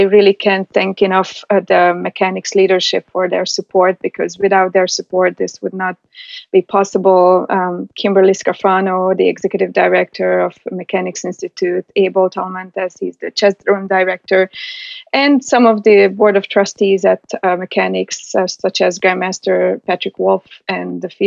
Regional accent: Hungary; moved away; I'm from Hungary. So we basically live and breathe chess. So from being raised in Hungary

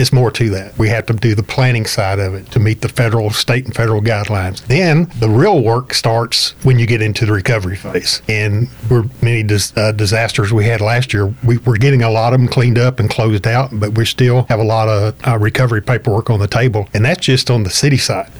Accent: Highlands, Texas, United States; also born or lived in Liberty County, Texas / Webster, Texas; I've been around the Baytown area just about all my life. I grew up in Highlands

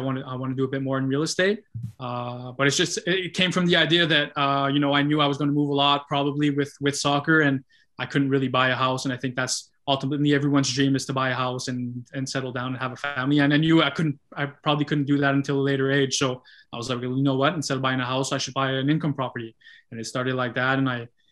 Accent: Gatineau, Quebec, Canada; my hometown in Gatineau

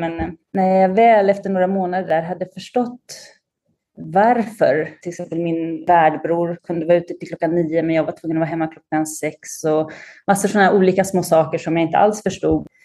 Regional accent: Linköping, Östergötland, Sweden; moved away as an adult; also born or lived in Sardinia, Italy; now in Rome, Italy; jag är uppvuxen i Linköping

